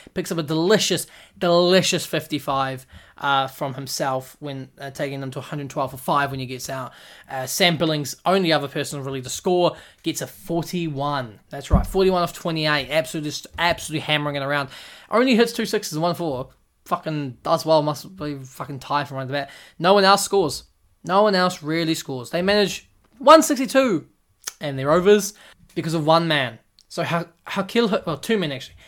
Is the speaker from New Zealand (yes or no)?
yes; New Zealand; I'm from New Zealand